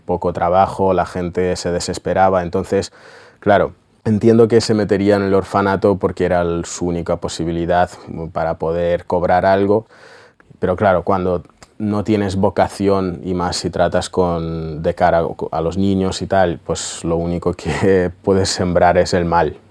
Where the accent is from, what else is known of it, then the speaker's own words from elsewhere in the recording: Russia; moved away; vivíamos en una chabola que estaba a punto de, de caer en Rusia